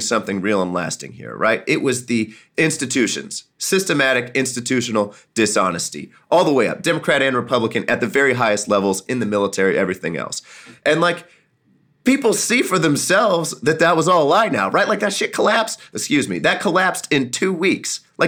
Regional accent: Jefferson City, Missouri, United States; When I was growing up in Jeff City on Dunklin Street, you know, we had a local grocer on the corner.

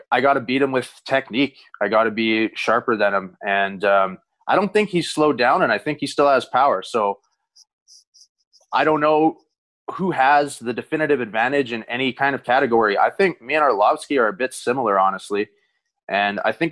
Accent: Bonnyville, Alberta, Canada; now in Las Vegas, United States; I grew up in Bonnyville, so town's about 6,000 people

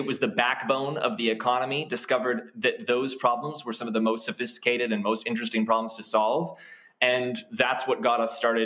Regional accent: Canada; I'm a Canadian

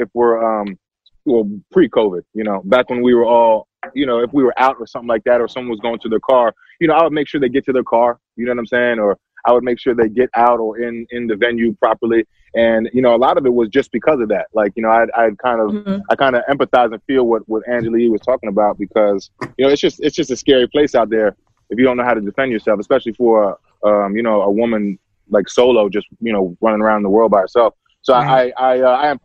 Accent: Bucks County, Pennsylvania, United States; also born or lived in Abington, Pennsylvania; I was raised in like really Bucks County

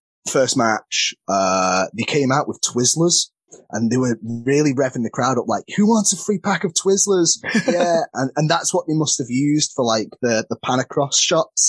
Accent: Crewe, North West England, United Kingdom; I'm from Crewe, and there isn't a school near me

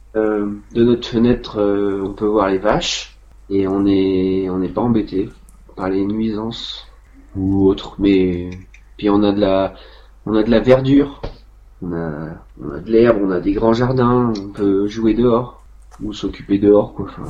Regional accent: Vieillevigne, Pays de la Loire, France; c'est ma ville natale

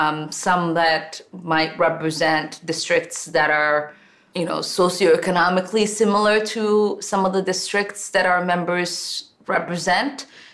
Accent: Minnesota, United States; Well, I'm Minnesotan, so … is one of, you know, my favorites.

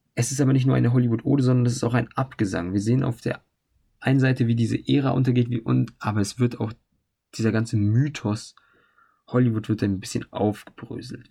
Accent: Germany; bei uns in Deutschland

